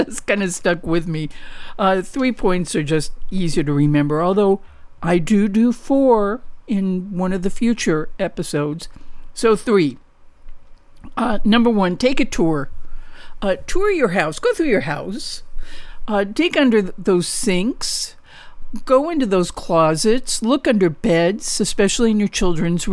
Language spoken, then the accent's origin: English; St. Louis, Missouri, United States; now in Southern California, United States; I grew up in St. Louis